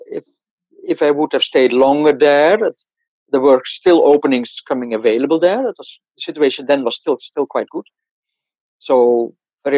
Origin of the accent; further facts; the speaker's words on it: Sneek, Friesland, Netherlands; moved away as an adult; also born or lived in Amsterdam; I'm born in Sneek. Sneek is in Friesland, in the northern, one of the northern provinces.